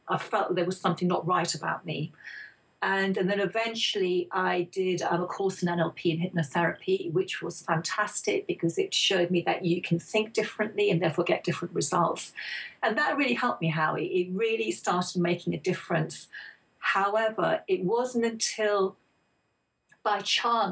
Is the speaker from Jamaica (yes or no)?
no; England, United Kingdom; also born or lived in India; my parents came over from India in the early 60s to settle in England to make a better life for themselves and for their children